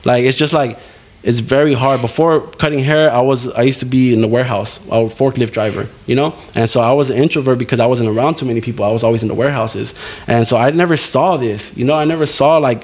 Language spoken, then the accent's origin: English; San Antonio, Texas, United States; moved away as an adult; now in Kerrville, United States; I'm from San Antonio.